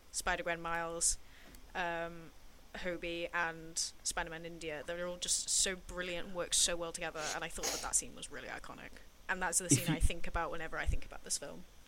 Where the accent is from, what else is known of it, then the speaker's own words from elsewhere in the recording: England, United Kingdom; I, felt represented as an English person